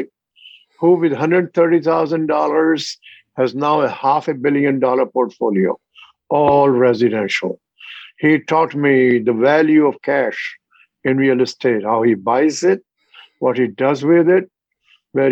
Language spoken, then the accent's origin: English; India; moved away as an adult; also born or lived in Australia; I am from India, 36 miles from New Delhi. My childhood was in my shoe shop of my father and my uncle